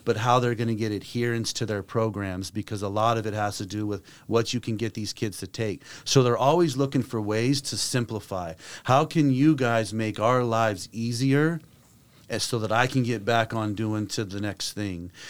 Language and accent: English; Las Vegas, Nevada, United States; moved away as an adult; also born or lived in Taiwan; I grew up in Las Vegas